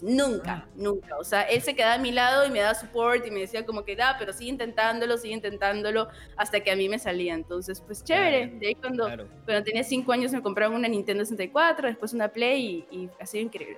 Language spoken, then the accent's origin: Spanish; Peru; fui la representante de Perú